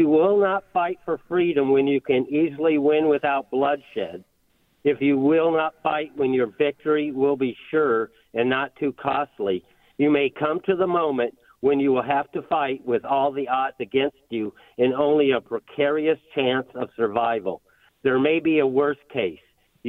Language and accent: English; Greenville, South Carolina, United States; I'm from Greenville, but I'm just over here traveling, so thank you.